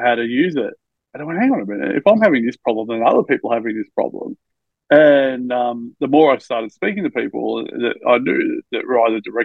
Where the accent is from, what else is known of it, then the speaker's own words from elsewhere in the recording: Albury, New South Wales, Australia; now in Melbourne, Australia; I was born in Melbourne, but I grew up in Albury, which is a border town of New South Wales and Victoria